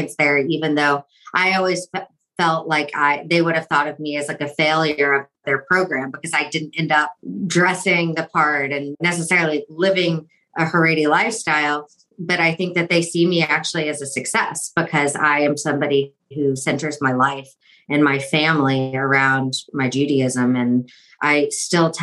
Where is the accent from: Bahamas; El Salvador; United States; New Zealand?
United States; Fort Worth, Texas; also born or lived in New York; I grew up in Fort Worth, Texas, about 45 minutes from where I live now.